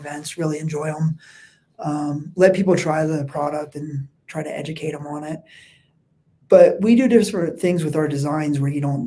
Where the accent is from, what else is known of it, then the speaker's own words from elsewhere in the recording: Wind Gap, Pennsylvania, United States; accent: East Coast; moved away; I actually grew up in a small town called Windgap.